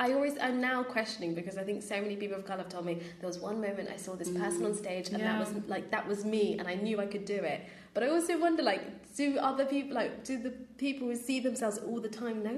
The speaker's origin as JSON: {"language": "English", "area": "Sussex", "region": "South East England", "country": "United Kingdom", "said": "I'm from Sussex, so it's not far from me in terms of like getting in."}